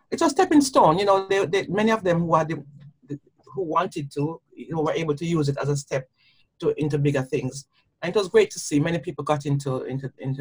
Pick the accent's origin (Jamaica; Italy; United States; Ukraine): Jamaica; now in United Kingdom; my own growing up in Jamaica